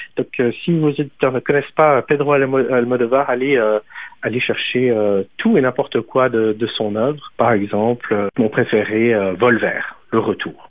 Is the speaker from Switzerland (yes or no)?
yes; Switzerland; moved away